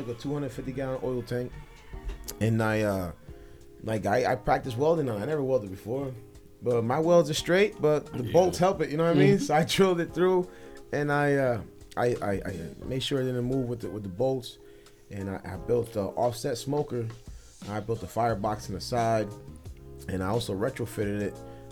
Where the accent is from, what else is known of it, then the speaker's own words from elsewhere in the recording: New Haven, Connecticut, United States; I grew up in Fairhaven in the 80s.